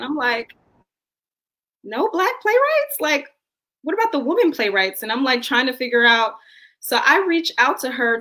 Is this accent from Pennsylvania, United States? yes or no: no; Atlanta, Georgia, United States; moved away as an adult; now in New York, United States; So I come from Atlanta and went to all black schools, most of my grade school. I hopped from New York to here, but I was mainly rooted there.